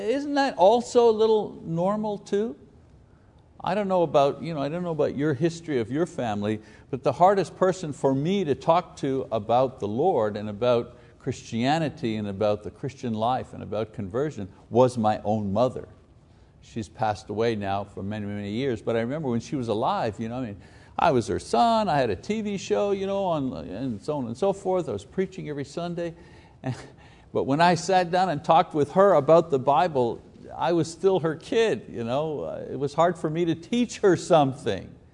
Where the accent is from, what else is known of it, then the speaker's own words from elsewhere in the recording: Choctaw, Oklahoma, United States; moved away as an adult; also born or lived in Tulsa, Oklahoma / Missouri; I grew up in Choctaw, I went to school in Tulsa, and then we moved to, you know, we moved to Missouri for a while